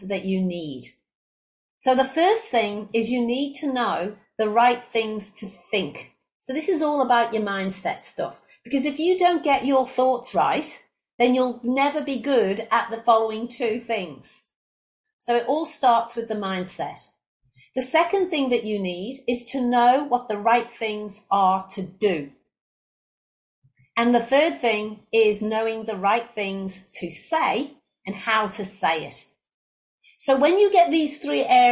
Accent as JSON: {"language": "English", "region": "England", "country": "United Kingdom", "also_born_or_lived": "Australia", "moved": "as an adult", "lives_now": "Brisbane, Australia", "said": "I was originally from England, where I graduated with a degree in business and marketing"}